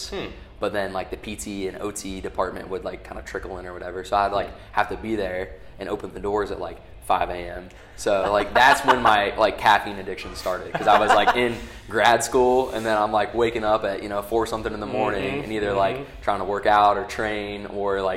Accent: Delphos, Ohio, United States; also born or lived in Findlay, Ohio; I'm from Ohio originally, so I grew up in Delphus, small place in like Northwest Ohio near like Lima

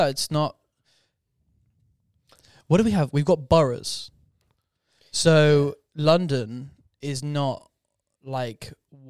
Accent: Australia; What I have really enjoyed is I am technically Australian. I'm third gen.

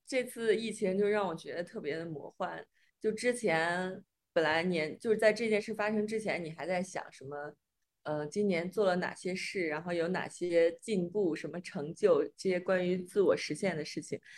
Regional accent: Xi'an, Shaanxi, China; 我老公是武汉的，我是西安的

